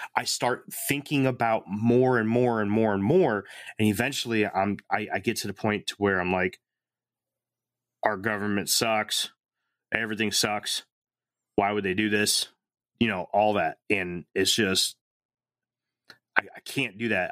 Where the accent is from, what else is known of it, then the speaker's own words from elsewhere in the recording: Connecticut, United States; I grew up in Connecticut